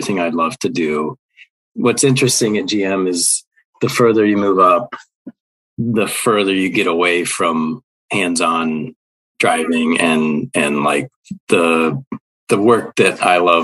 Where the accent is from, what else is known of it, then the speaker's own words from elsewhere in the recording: near Mid-Ohio, United States; moved away; also born or lived in Virginia; growing up near Mid-Ohio, up in Lexington. That was only an hour and 15 minutes away.